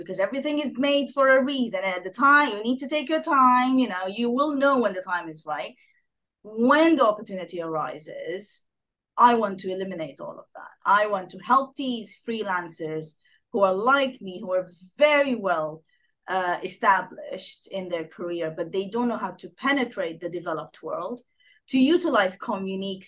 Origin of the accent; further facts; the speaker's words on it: Sudan; moved away as an adult; also born or lived in Geneva, Switzerland / Egypt / Washington, United States; now in United Kingdom; I'm originally from Sudan. I landed in the UK in 2009 with my British husband.